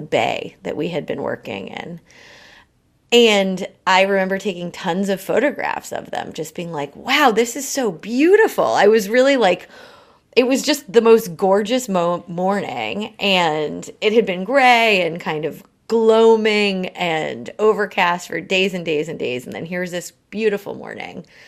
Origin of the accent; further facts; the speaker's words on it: New England, United States; moved away as an adult; also born or lived in Oregon / Vietnam / Colombia / New York City; I grew up in New England